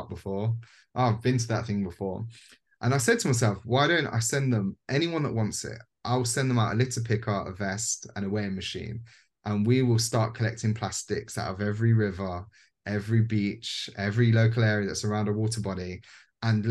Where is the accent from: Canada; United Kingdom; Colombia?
United Kingdom; Leicester, East Midlands; I went up to Leicester, you know, my hometown